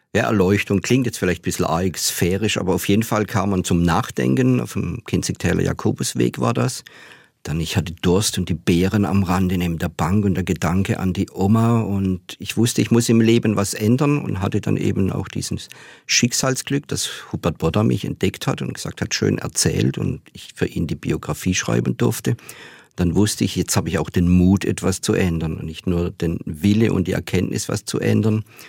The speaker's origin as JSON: {"language": "German", "town": "Hornberg", "region": "Baden-Württemberg", "country": "Germany", "tie": "born or raised there", "also_born_or_lived": "Offenburg", "said": "Ich bin ja in Hornberg aufgewachsen, nicht in den Seitentäler"}